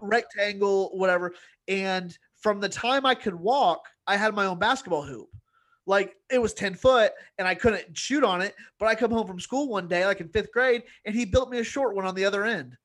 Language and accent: English; Indiana, United States; growing up in Indiana as, as a white kid